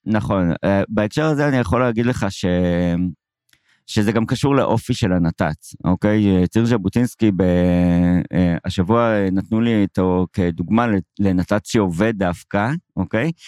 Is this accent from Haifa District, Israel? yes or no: yes; Haifa, Haifa District, Israel; גדלתי בחיפה